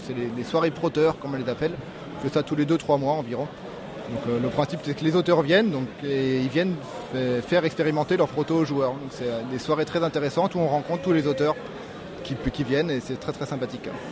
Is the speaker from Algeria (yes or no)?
no; Lyon, Auvergne-Rhône-Alpes, France; je suis de Lyon, lyonnais